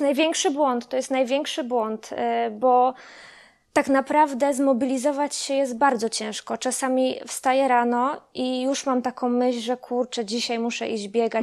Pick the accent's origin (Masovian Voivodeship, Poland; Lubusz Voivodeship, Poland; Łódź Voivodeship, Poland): Lubusz Voivodeship, Poland; Kostrzyn nad Odrą; Na stałe mieszkam od urodzenia w Kostrzynie nad Odrą